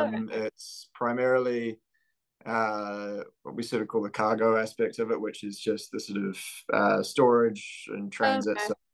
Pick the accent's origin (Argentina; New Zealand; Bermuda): New Zealand; I'm from New Zealand.